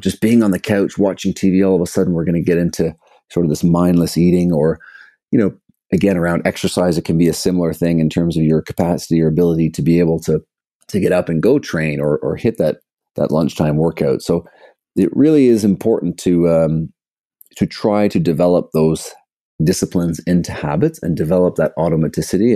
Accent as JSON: {"language": "English", "town": "Toronto", "region": "Ontario", "country": "Canada", "also_born_or_lived": "British Columbia", "said": "I'm from Canada, from Toronto, background in sport growing up"}